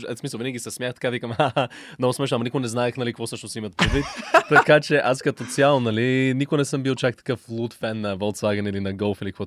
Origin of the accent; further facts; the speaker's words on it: United States; also born or lived in Canada; now in Bulgaria; А, израснал съм в Штатите и Канада и съм се връщал в България всяко лято за по два месеца.